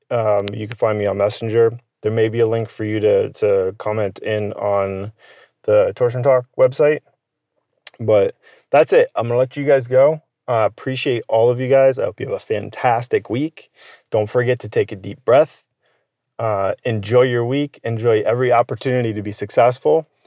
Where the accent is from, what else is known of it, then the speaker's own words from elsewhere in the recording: Connecticut, United States; born and raised in Connecticut